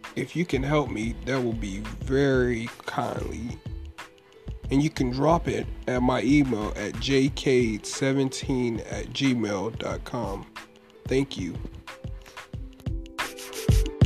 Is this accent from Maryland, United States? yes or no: yes; Baltimore, Maryland, United States; now in North Carolina, United States; I'm from Baltimore, Maryland, but I reside in North Carolina